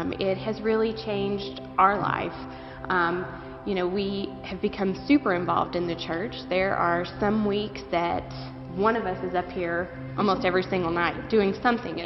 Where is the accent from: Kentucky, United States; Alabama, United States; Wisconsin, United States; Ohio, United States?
Kentucky, United States; western; now in Northern Kentucky, United States; we're not from Northern Kentucky originally. We're from the western part of the state.